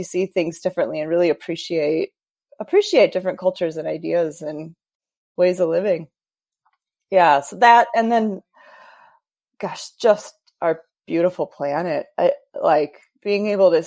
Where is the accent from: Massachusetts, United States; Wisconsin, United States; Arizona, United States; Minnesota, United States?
Wisconsin, United States; coming from a, you know, Wisconsin, growing up in the Midwest